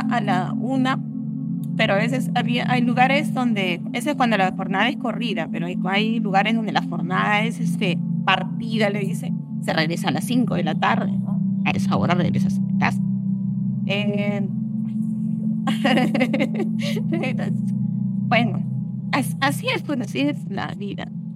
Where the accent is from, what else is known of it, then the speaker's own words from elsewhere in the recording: Ica, Peru; soy de ICA, eh, vivo en ICA